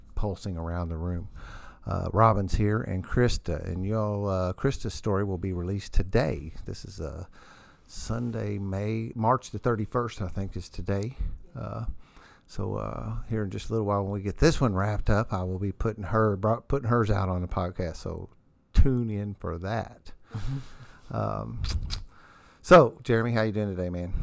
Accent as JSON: {"language": "English", "town": "New Albany", "country": "United States", "said": "I'm from New Albany"}